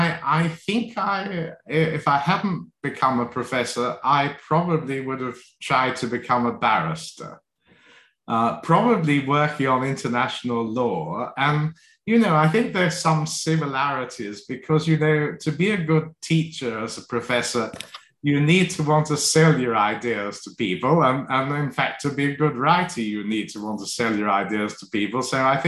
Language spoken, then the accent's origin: English; London, United Kingdom; also born or lived in Hong Kong / Australia; Well, a mixture of places. So partly in London, partly in Hong Kong, and partly in Australia. So we moved around a bit.